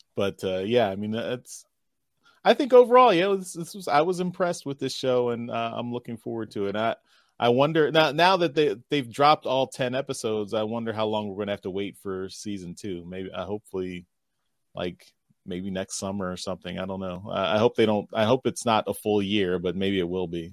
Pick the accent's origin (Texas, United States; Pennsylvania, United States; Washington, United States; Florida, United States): Pennsylvania, United States; Philadelphia; it's centered around Philadelphia. That's my hometown